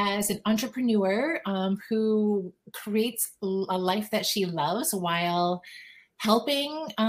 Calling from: Paris, Ontario, Canada; Paris, Ontario, Canada.

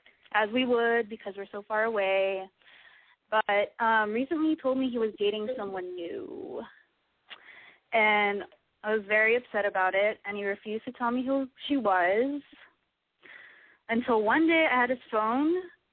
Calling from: San Francisco, California, United States; I'm 25, calling from San Francisco.

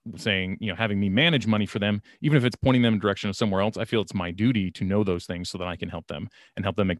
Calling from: Sacramento, California, United States; I'm here from Sacramento, California here.

